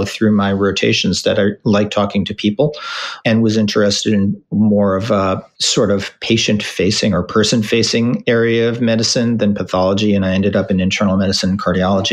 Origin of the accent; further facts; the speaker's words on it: White Plains, New York, United States; also born or lived in St. Louis; I grew up in the New York area in White Plains, which is about 20 minutes north of New York.